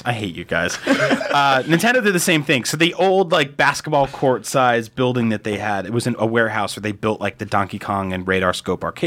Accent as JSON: {"language": "English", "region": "New Jersey", "country": "United States", "tie": "born or raised there", "moved": "yes", "said": "I grew up in New Jersey"}